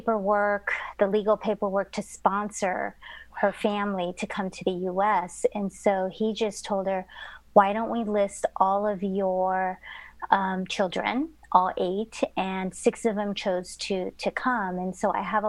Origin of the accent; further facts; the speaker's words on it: Southern California, United States; also born or lived in Indonesia; I was born in Indonesia. So we're Chinese Indonesian. We immigrated to the US when I was 3 years old. And I grew up pretty much in Southern California